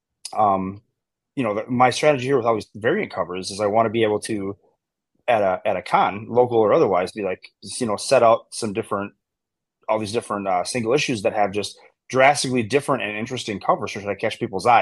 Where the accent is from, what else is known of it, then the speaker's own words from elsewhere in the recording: Wisconsin, United States; I'm from Wisconsin